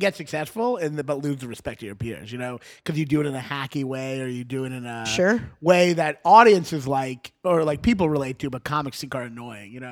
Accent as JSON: {"language": "English", "town": "Louisville", "region": "Kentucky", "country": "United States", "said": "I'm from Louisville"}